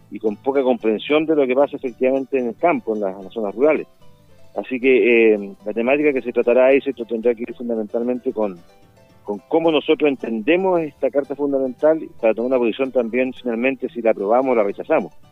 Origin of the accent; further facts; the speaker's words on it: Chile; Nosotros somos un país unitario y somos una sola nacionalidad como todos chilenos...